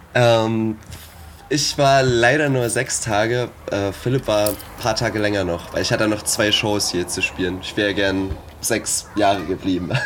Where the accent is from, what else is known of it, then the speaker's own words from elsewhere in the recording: Zwickau, Saxony, Germany; now in Dresden, Germany; ich bin in Dresden ansässig, ja. Ich Komme eigentlich aus Zwickau sogar